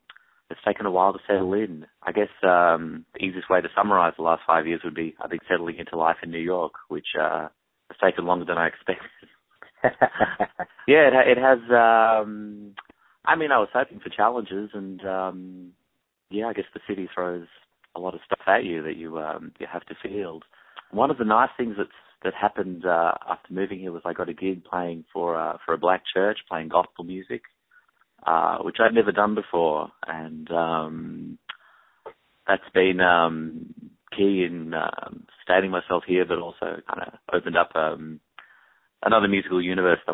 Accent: Perth, Western Australia, Australia; moved away as an adult; also born or lived in Eugene, Oregon, United States / Melbourne, Victoria, Australia; now in United States; My parents moved to Perth for what was going to be 2 years for my dad to teach at a university there, and they were going to come back after that. They just didn't end up coming back

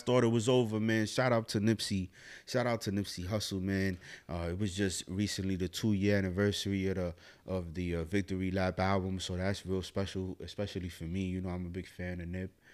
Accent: New York City, New York, United States; I'm from the Bronx, New York

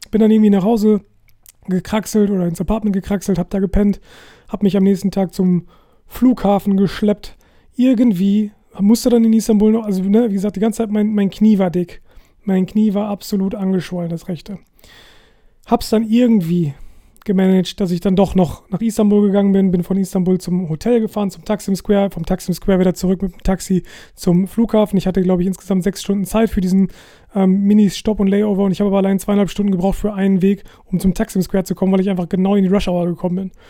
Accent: Germany; moved away as an adult; now in Portugal; ich bin Deutscher und ich bin in Deutschland geboren.

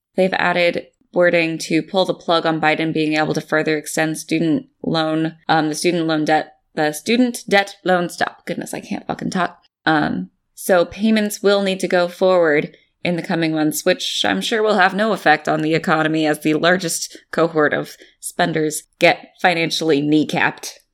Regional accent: San Jose, California, United States; my hometown of San Jose

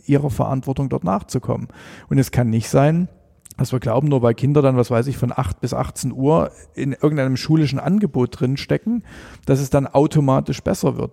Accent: Elbhang, Saxony, Germany; ich bin ähm, am, am Elbhang groß geworden

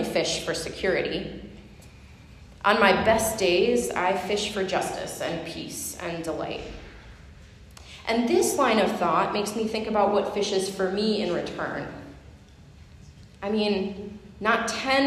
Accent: Huron River, Ohio, United States; I grew up fishing on the Huron River

